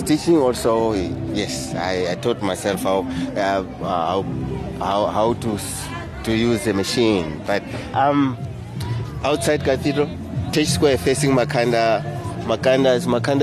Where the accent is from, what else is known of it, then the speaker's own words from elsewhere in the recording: Mozambique; also born or lived in Cape Town, South Africa; now in South Africa; originally from Mozambique. Yeah, I'm in South Africa now for 40 years